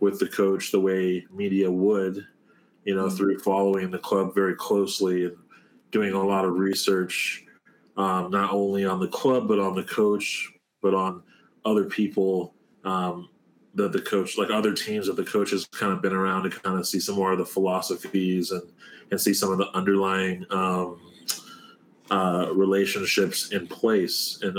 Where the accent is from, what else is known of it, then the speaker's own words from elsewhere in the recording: Moreno Valley, California, United States; also born or lived in Riverside; Moval and Riverside. It's like, that's where I'm from